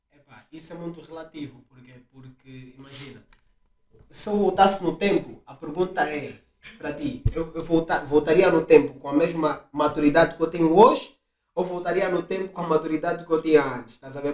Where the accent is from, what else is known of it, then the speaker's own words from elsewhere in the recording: Angola; now in Portugal; podemos estar em Portugal, mas nós somos angolanos